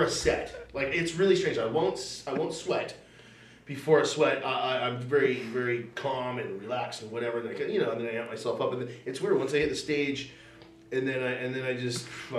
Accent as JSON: {"language": "English", "town": "Langley", "region": "British Columbia", "country": "Canada", "said": "I'm from Langley"}